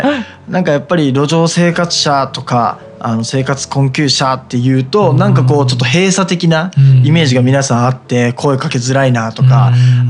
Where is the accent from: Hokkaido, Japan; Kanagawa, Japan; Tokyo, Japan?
Kanagawa, Japan; 出身は湘南の方なんですけど